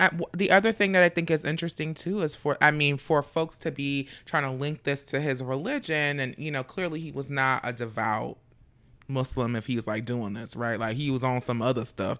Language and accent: English; Fort Lauderdale, Florida, United States; I'm from Fort Lauderdale